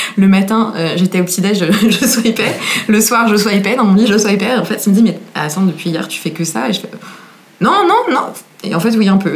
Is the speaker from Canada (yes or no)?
no; Versailles, Île-de-France, France; je viens de Versailles